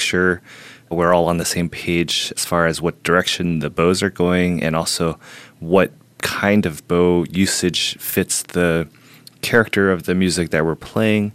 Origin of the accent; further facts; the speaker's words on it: Houston, Texas, United States; moved away as an adult; also born or lived in Beijing, China; now in New York, United States; I grew up in Houston